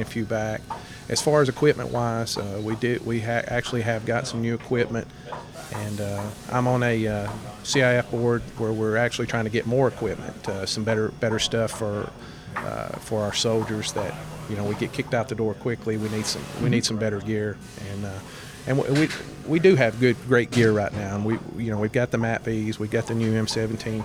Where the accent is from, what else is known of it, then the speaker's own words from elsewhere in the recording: Etowah, Tennessee, United States; my hometown right here